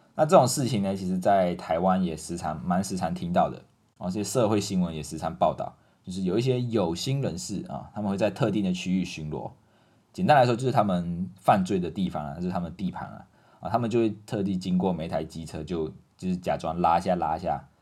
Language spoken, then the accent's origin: Chinese; Malaysia; now in Taiwan; 我们马来西亚人会讲锁匙